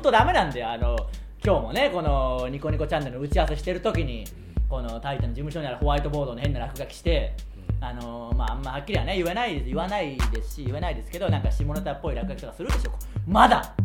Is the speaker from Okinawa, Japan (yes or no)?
no; Tsuyama, Okayama, Japan; moved away; 僕らの地元である岡山県津山市